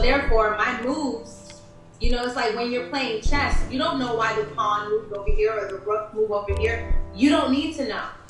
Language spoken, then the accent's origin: English; New York, United States; moved away as an adult; also born or lived in Berlin, Germany; now in Los Angeles, United States; I'm from the East Coast.